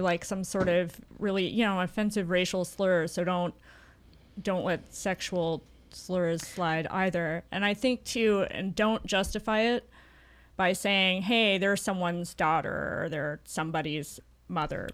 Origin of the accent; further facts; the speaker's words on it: the South, United States; now in Portland, United States; I'm from the South originally